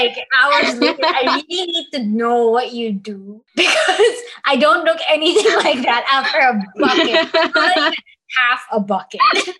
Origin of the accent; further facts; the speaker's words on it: Dubai, United Arab Emirates; I don't say that I'm from Dubai because there is this misconstrued thing that they're like, oh, you must be super rich